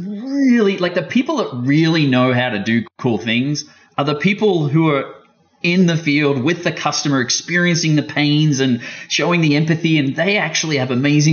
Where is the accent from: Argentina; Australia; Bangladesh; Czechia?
Australia; being Australian